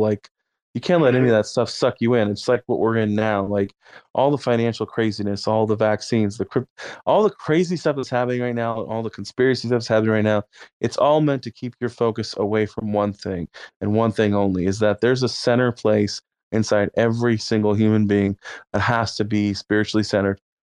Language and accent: English; Austin, Texas, United States; I'm from Austin area